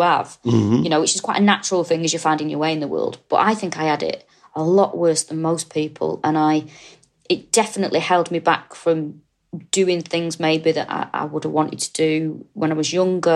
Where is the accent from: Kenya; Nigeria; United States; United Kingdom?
United Kingdom; Manchester, North West England; moved away as an adult; now in London, United Kingdom; I was brought up in Manchester, lived there all my life